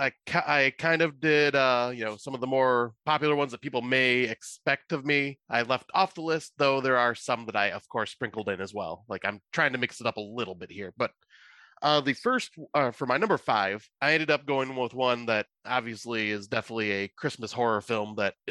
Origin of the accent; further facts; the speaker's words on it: United States; I am American